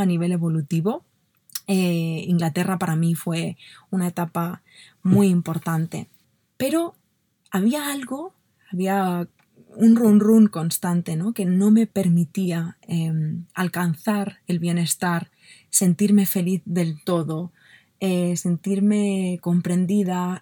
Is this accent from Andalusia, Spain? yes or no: no; Barcelona, Catalonia, Spain; yo nací en Barcelona, en una familia maravillosa, y no tuve una infancia, a pesar de que tuve una infancia mm, muy, muy bonita